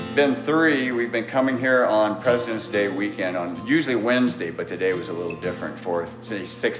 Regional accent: Bloomington, Minnesota, United States; I'm from Bloomington, Minnesota, just outside of Minneapolis.

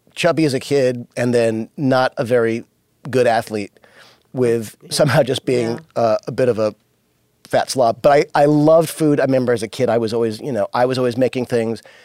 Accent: Los Angeles, California, United States; also born or lived in New York; when we moved to Los Angeles and I was only five, we moved from New York.

